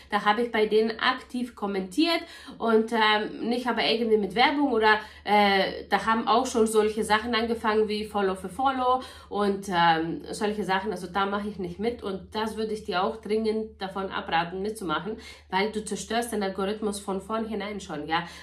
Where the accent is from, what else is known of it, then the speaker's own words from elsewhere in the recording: Bavaria, Germany; ich komme aus Niederbayern, ich habe zwei Kinder, ich bin verheiratet, bla bla bla.